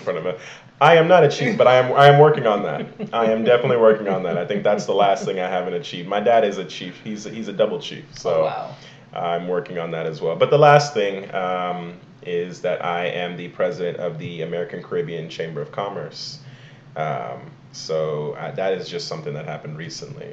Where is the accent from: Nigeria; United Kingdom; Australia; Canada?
Nigeria; Igbo Nigerian, Igboland; I am Igbo Nigerian, Igbo Kwenu.